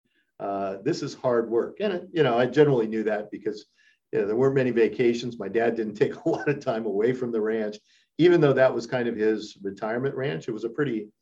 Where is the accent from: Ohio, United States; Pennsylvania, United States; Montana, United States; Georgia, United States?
Montana, United States; I was born in Montana. My father had a ranch in Western Montana.